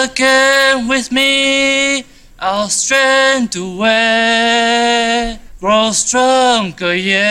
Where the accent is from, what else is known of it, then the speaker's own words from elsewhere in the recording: New York City, New York, United States; I'm from Queens, New York.